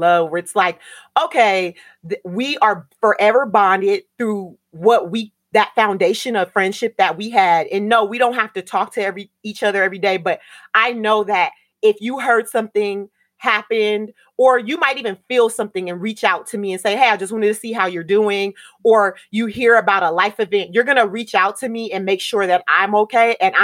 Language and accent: English; Southern California, United States; moved away; also born or lived in Miami; I am Black American from Southern California